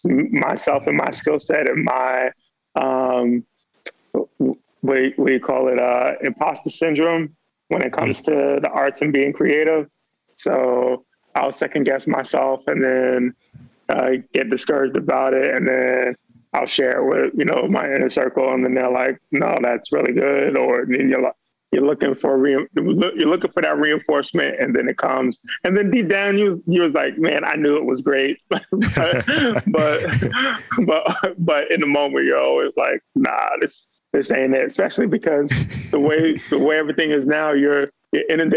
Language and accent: English; New York City, New York, United States; now in Baltimore, United States; Born and raised in New York